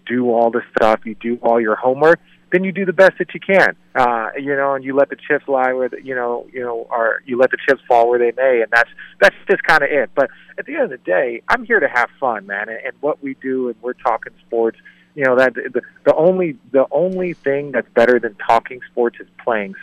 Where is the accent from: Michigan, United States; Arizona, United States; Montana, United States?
Arizona, United States; Phoenix; I grew up in Phoenix, so I have a ton of friends that were Suns fans.